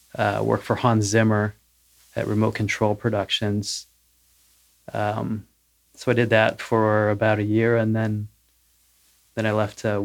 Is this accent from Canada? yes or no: yes; Nova Scotia, Canada; moved away as an adult; also born or lived in Los Angeles / Nashville; I am from Canada originally, from Nova Scotia. Moved down to LA in end of 2003, 2004 to be a musician, I guess.